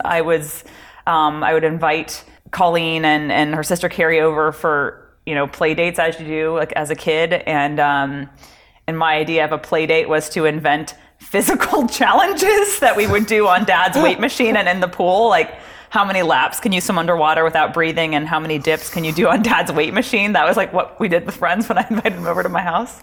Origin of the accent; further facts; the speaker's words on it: Palos Verdes, California, United States; growing up in Palos Verdes, it was a very sort of um, academically focused yes. community